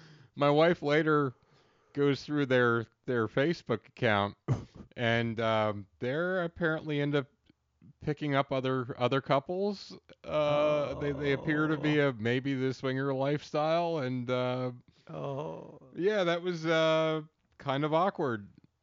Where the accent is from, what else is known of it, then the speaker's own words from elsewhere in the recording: Pennsylvania, United States; Like, I'm from Central Pennsylvania, so I am so closed off around new people to begin